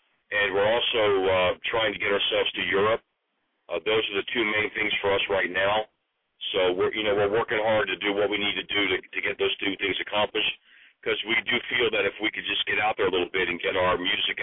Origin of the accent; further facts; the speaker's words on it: Atlanta, Georgia, United States; now in Los Angeles, United States; we're from Atlanta